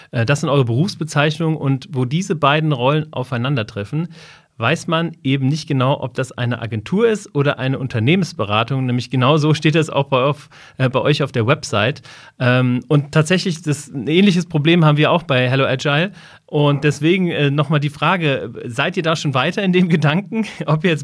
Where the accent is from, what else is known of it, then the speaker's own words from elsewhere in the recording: Hesse, Germany; wir kommen ja beide aus dem Rhein-Main-Gebiet